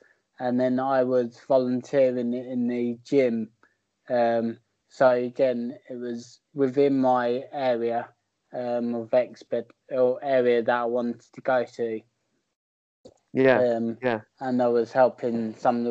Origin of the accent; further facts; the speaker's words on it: Bognor Regis, South East England, United Kingdom; I'm from Bognor